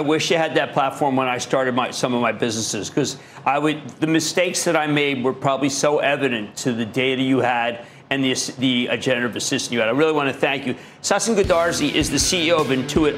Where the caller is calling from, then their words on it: Yukon, Oklahoma, United States; I'm calling from Yukon, Oklahoma